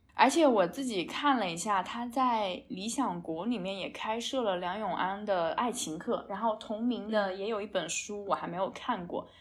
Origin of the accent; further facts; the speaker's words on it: China; 从我们中国人比较喜欢买房置地